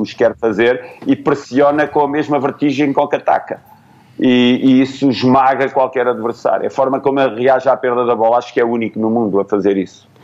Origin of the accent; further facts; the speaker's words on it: Portugal; moved away as an adult; foi a primeira vez que eu saí de Portugal